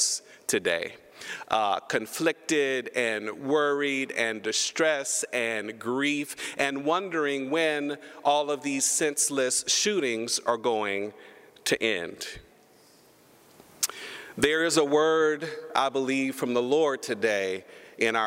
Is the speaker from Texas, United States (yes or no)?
yes; Humble, Texas, United States; I am a Texan. I was raised in Humble, Texas